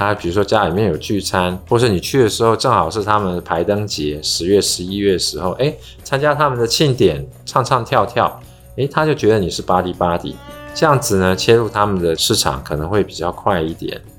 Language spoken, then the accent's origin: Chinese; Taiwan; 对对对，然后我们台湾人去那边做饮食的时候，也要适应他们那边习惯啦。